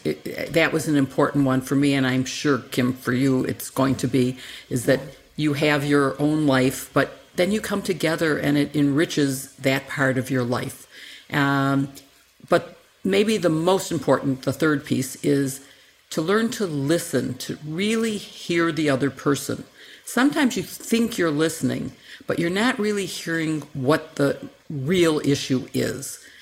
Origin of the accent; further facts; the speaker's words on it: Chicago, Illinois, United States; in my hometown in Chicago